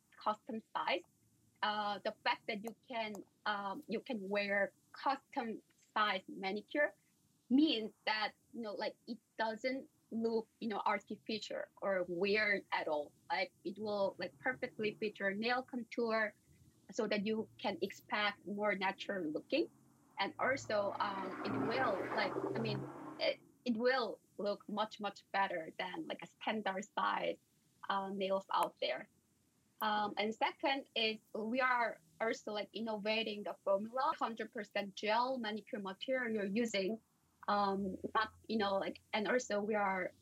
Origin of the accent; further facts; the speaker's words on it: South Korea; moved away as an adult; also born or lived in India / Stanford; I'm originally coming from South Korea.